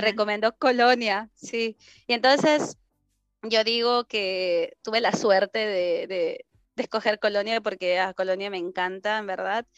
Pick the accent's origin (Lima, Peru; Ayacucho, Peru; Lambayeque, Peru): Lima, Peru; moved away as an adult; now in Germany; soy de Perú